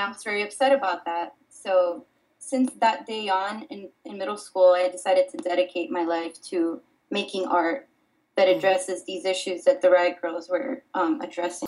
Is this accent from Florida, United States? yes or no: yes; Miami, Florida, United States; also born or lived in Dominican Republic; I was born in the Dominican Republic and raised in Miami, Florida